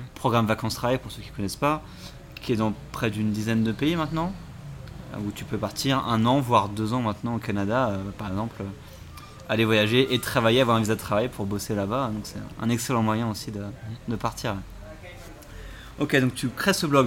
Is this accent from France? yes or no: yes; France; je suis français